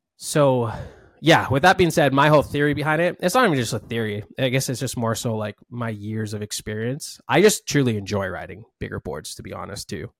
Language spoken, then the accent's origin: English; Maui, Hawaii, United States; I was born and raised here in Maui